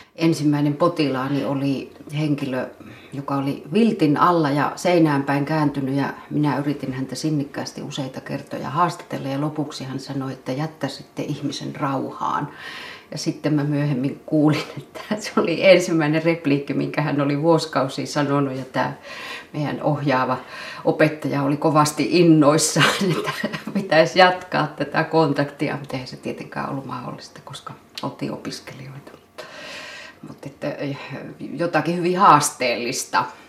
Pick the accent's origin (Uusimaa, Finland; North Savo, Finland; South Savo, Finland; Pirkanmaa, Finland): South Savo, Finland; Savonlinna area; born or raised there; moved away